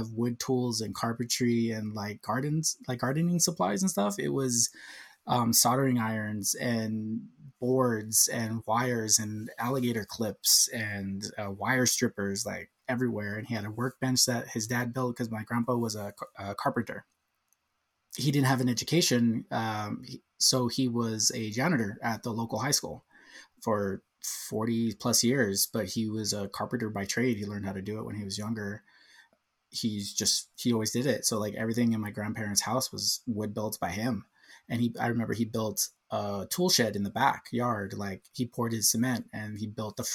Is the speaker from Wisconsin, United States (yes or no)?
no; Southern California, United States; also born or lived in San Diego, California / Orange, California; I've been here all my life. I was born and raised here.